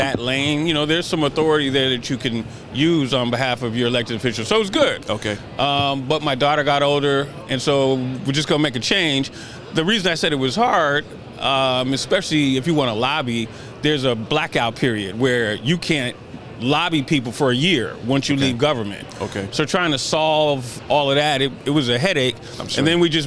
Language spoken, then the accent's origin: English; San Francisco, California, United States; I'm originally from San Francisco.